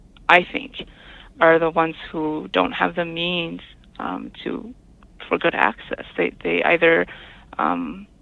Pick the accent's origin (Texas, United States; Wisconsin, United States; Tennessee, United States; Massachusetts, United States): Wisconsin, United States; La Crosse; moved away as an adult; now in Red Cliff Reservation, United States; I grew up in La Crosse, Wisconsin, which is not too far from Madison